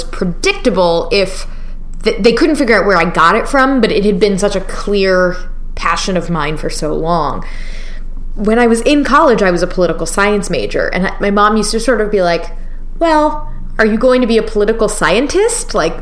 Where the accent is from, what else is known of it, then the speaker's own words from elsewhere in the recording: Florida, United States; I grew up in Florida